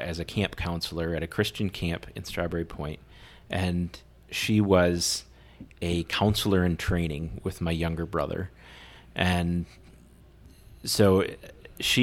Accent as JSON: {"language": "English", "town": "Muscatine", "region": "Iowa", "country": "United States", "tie": "born or raised there", "moved": "as an adult", "lives_now": "Brandon, United States", "said": "I grew up in Muscatine."}